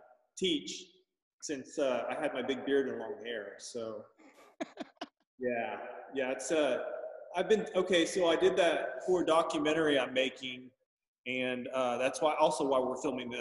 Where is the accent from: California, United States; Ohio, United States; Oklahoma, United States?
Oklahoma, United States; Oklahoma City; Oklahoma City.